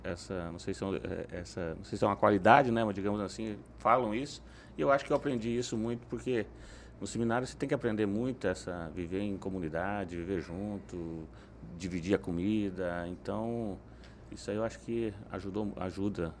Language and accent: Portuguese; Paraná, Brazil; Família religiosa, o Paraná um todo era uma, uma tradição muito forte, né? Da família de origem italiana